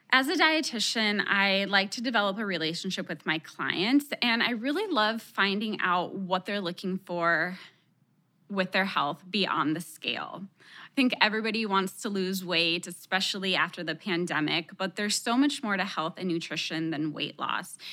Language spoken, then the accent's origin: English; Texas, United States; first language Spanish; English is a second language; My parents are from Mexico, and even though I was born in Texas, Spanish was my first language